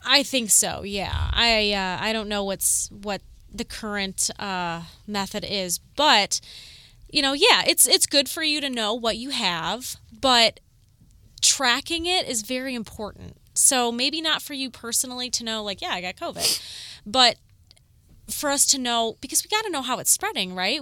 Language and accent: English; Corduroy Road, Ohio, United States; I grew up on Corduroy Road